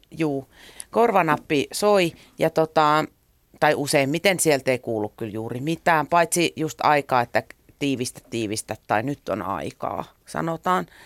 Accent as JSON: {"language": "Finnish", "town": "Helsinki", "region": "Uusimaa", "country": "Finland", "tie": "born or raised there", "said": "Mä aina sanon, että mä tuun Suomesta, koska se on vähän hähmäinen käsite, että mistä mä tuun. Mä oon syntynyt Helsingissä. Mun vanhemmat asu silloin Malmilla."}